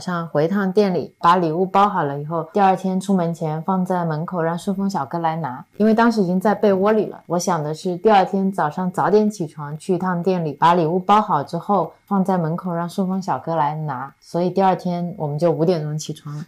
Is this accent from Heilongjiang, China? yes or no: no; Cangnan, Zhejiang, China; now in Zhoushan, China; 我的老家苍南就是苍山以南，在中国很南边的一个小镇上。一个我感觉还挺大的小镇